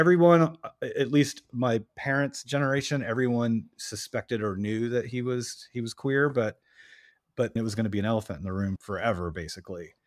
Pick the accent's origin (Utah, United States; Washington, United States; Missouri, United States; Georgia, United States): Georgia, United States; Atlanta; now in New York, United States; I was raised in Atlanta